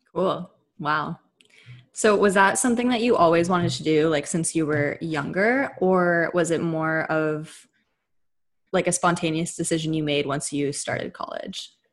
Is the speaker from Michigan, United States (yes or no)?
no; Bay Area, California, United States; we're both from the Bay Area. We grew up skating around each other.